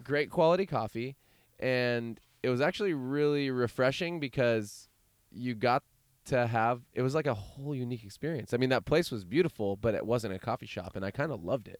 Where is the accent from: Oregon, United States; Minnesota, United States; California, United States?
California, United States; Chico; I'm from Chico. It's another valley.